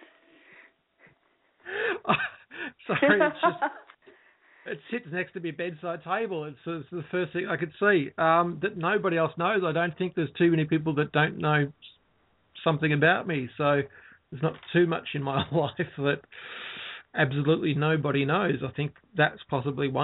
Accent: Ballarat, Victoria, Australia; Ballarat's my hometown where I currently live

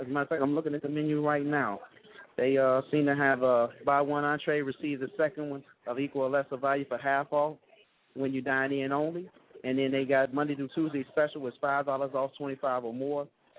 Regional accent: Chicago, Illinois, United States; I'm from Chicago

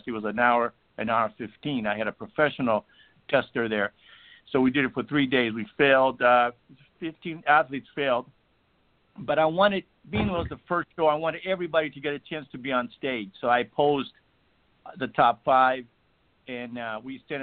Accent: Greece; moved away; where I was born in Greece, Olympia was about 60 miles away from us

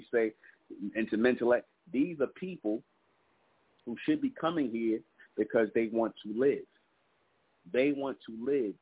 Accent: New York City, New York, United States; the projects where we grew up in Brownsville

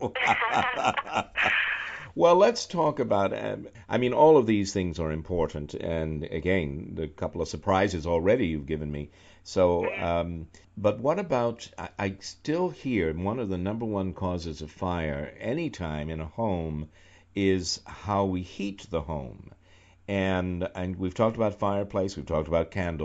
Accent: New York, United States; moved away; also born or lived in Charlottesville, Virginia; I'm from New York

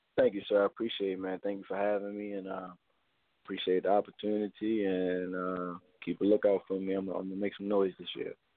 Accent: Baltimore, Maryland, United States; I'm from Baltimore, Maryland. Um, I grew up in Baltimore

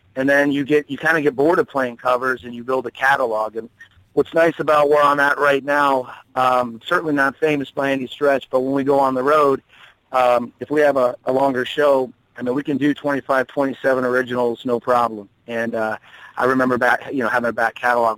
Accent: Tucson, Arizona, United States; also born or lived in North Carolina; now in Wilmington, United States; I'm originally a Southwestern boy. I'm from Tucson, Arizona

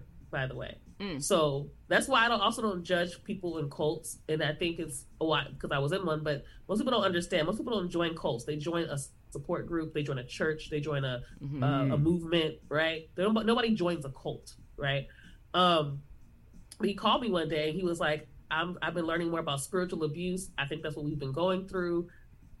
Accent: Los Angeles, California, United States; I'm from South Central, live in South Central, LA, lived here pretty much my entire life

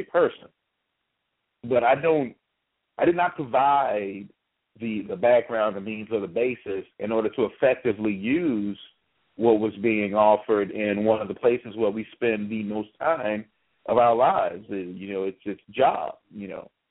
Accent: United States; as an American

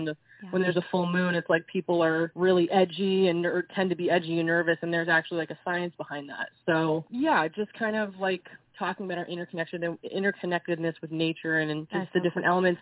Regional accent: Israel; moved away; I grew up in Israel, so I had a combination of American pop and European pop and Israeli pop

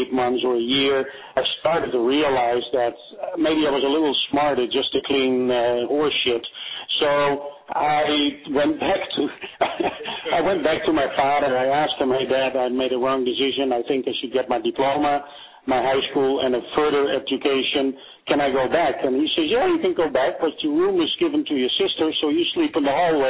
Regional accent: Amsterdam, North Holland, Netherlands; English is a second language; moved away as an adult; also born or lived in Bennekom, Netherlands; now in United States; when we moved from Amsterdam to a place called Bennekom

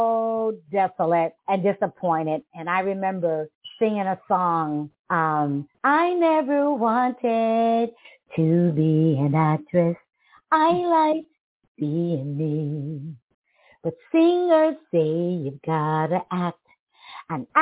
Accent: Rochester, New York, United States; now in Colonial Beach, United States; I am originally from Rochester, New York, but I am residing in Colonial Beach, Virginia

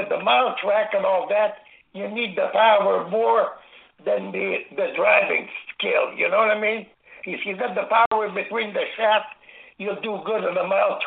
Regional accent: Angers, Quebec, Canada; born or raised there

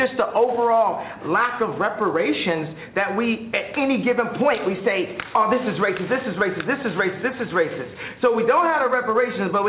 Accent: Chicago, Illinois, United States; my hometown of Chicago

